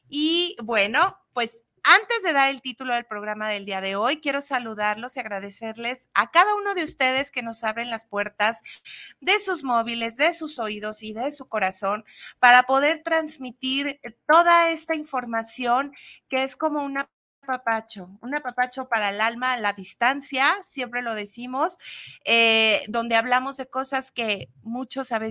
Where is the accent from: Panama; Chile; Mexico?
Mexico; empezar con esta patria y decir, somos mexicanos.